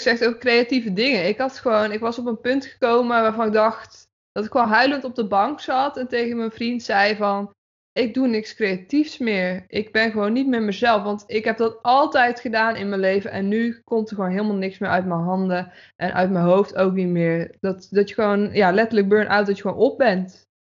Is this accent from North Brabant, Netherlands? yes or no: yes; Breda, North Brabant, Netherlands; moved away as an adult; also born or lived in Zeist / Utrecht; now in Houten, Netherlands; ik ben opgegroeid in Breda. Daar heb ik tot mijn achttiende gewoond.